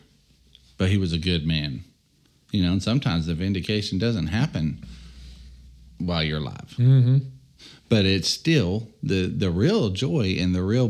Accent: United States; I'm just an American, man. I speak American

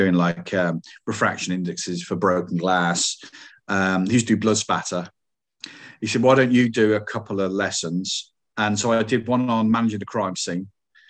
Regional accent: Coventry, West Midlands, United Kingdom; It's like, come on, guys, I'm from Coventry. You know, it's not, the accent's not that bad.

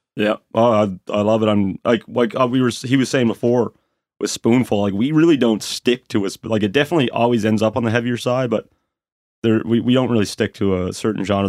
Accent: Sydney, Nova Scotia, Canada; now in Halifax, Canada; I'm from Sydney, Nova Scotia.

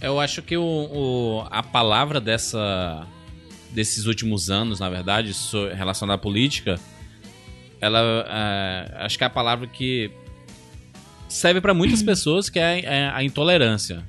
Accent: Northeast Region, Brazil; eu sou nordestino também

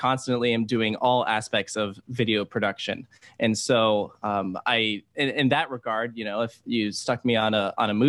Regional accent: Virginia, United States; I grew up in Virginia

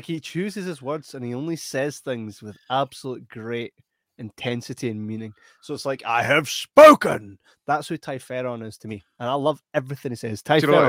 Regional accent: Scotland, United Kingdom

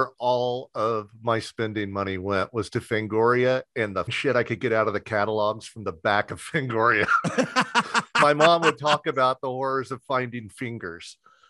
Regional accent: Southern Indiana, United States; I grew up in Southern Indiana

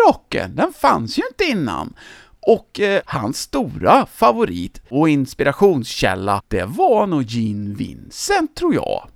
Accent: Töreboda, Västra Götaland, Sweden; i min hemort Töreboda

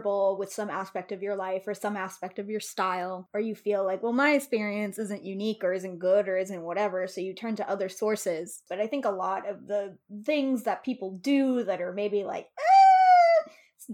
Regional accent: Miami, Florida, United States; I'm from Miami, grew up

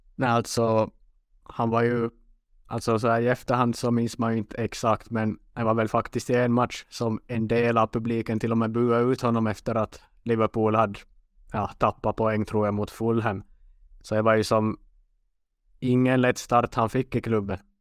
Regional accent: Western Finland, Finland; accent: Finland Swedish; first language Swedish; also born or lived in Umeå, Sweden; jag kommer från västra delen av Finland

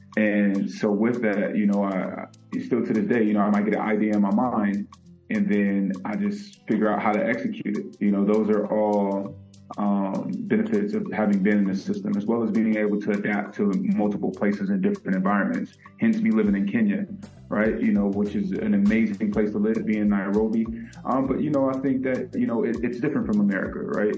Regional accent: Vallejo, California, United States; also born or lived in San Francisco, California; I was born in San Francisco, California, and I grew up primarily in Vallejo, California

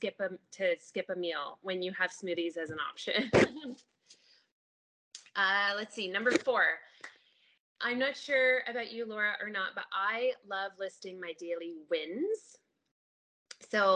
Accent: Ontario, Canada; now in British Columbia, Canada; I live out here in BC, but we are originally from Ontario

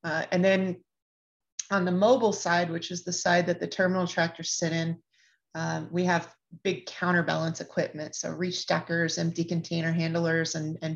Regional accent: Kansas, United States; I'm from a small town that is right down the I-35 from Kansas City, and grew up, in a rural area on a farm. So I'm the literal cliche of anyone that's from Kansas.

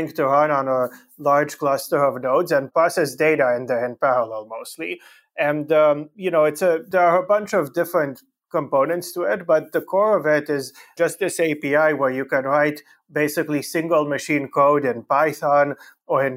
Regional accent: Canada; also born or lived in Romania; I was born in Romania, in Europe, and I grew up mostly in Canada.

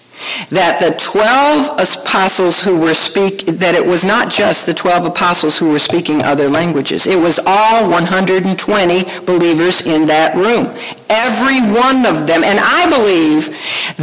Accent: Chicago, Illinois, United States; You might be able to pick up that I'm from Chicago sometimes. You know, water, Chicago.

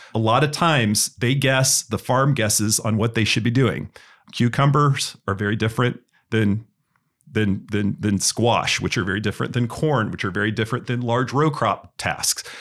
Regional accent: Indiana, United States; also born or lived in San Francisco, California / Carmel, Indiana; I grew up in Indiana, um, Indiana University graduate

